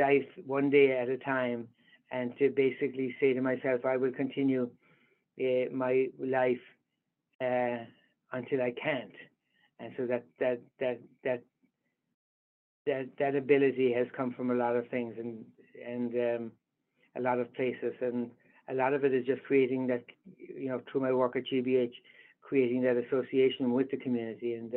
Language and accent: English; Ireland; moved away as an adult; now in United States; growing up in Ireland